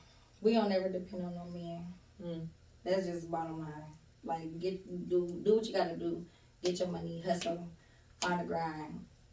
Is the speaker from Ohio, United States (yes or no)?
yes; Youngstown, Ohio, United States; moved away as an adult; now in Georgia, United States; I'm originally from Youngstown, Ohio. Mm. And I moved to Georgia 10 years ago this year.